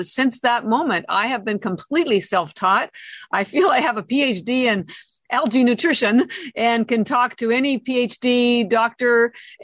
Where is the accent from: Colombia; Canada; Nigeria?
Canada; moved away as an adult; now in Boston, United States; I'm Canadian, although I've lived in Boston 33 years